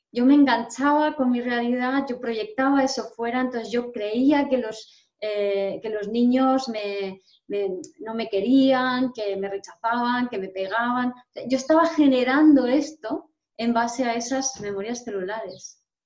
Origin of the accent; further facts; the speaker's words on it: Madrid, Community of Madrid, Spain; soy medio polaca, mm, nací en Madrid, soy, mi padre es español, pero mi madre es polaca